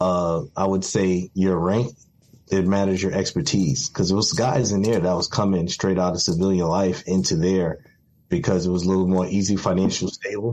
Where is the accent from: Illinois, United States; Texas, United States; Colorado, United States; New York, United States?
New York, United States; New York City; I was born in Brooklyn, New York, and growing up in a crack epidemic and growing up, you know, in the streets of Brooklyn